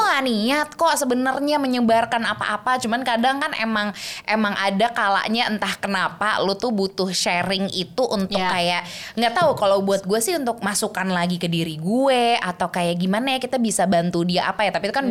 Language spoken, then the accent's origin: Indonesian; Switzerland; first language German; Indonesian is a second language; moved away; gue tinggal di sana, lingkungan gue elup gitu ya. Jadinya gue bisa ya bahasa Jerman dulu, bahasa Indonesia gue baru baru start yang kayak lancar tuh tiga setengah empat tahun